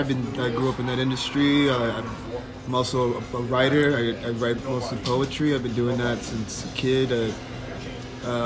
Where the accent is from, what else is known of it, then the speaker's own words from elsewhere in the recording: New York City, New York, United States; also born or lived in East Los Angeles, California / Guatemala (parents) / Chinatown, New York; My New York roots is the west side of the city, Hell's Kitchen, 48th and 10th Street